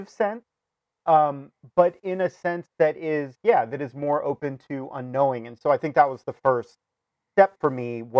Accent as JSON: {"language": "English", "town": "Sierra Madre", "region": "California", "country": "United States", "tie": "born or raised there", "also_born_or_lived": "Chicago", "moved": "yes", "said": "the church that we grew up in California, mm-hmm, Sierra Madre Congregational"}